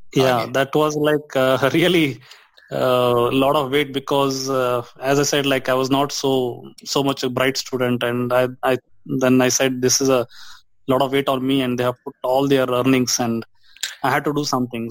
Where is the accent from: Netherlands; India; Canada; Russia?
India; Dharwad, Karnataka; I was born in Dharwad. It's a central part of Karnataka, uh-huh. India